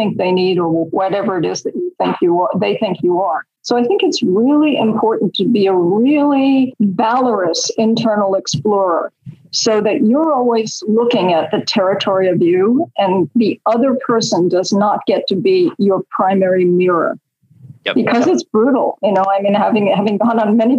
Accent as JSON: {"language": "English", "town": "New York City", "region": "New York", "country": "United States", "tie": "born or raised there", "said": "I grew up in Queens"}